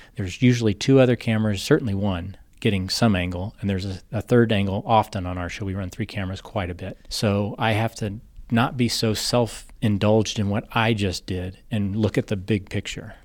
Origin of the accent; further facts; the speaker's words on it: Kansas City, Missouri, United States; moved away as an adult; also born or lived in Los Angeles, United States; now in Ozarks, Missouri, United States; I'm originally from Kansas City.